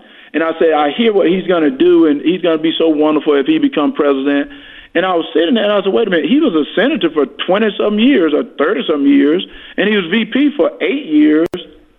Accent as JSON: {"language": "English", "region": "Georgia", "country": "United States", "tie": "born or raised there", "said": "I grew up in Georgia when things was getting better."}